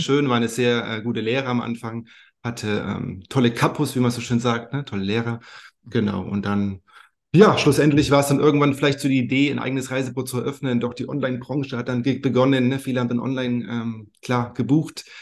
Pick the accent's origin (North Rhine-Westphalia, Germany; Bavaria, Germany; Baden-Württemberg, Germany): Bavaria, Germany; Bayreuth; also born or lived in Thuringia; now in Madeira, Portugal; Ich bin aufgewachsen in Oberfranken, in Bayreuth, gebürtiger Thüringer aber.